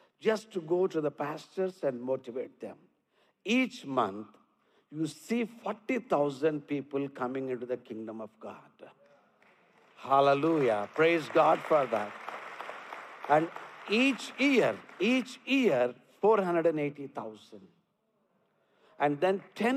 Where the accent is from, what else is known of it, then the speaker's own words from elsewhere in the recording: India; accent: Indian; English is a second language; my accent. Little strong, but Indian accent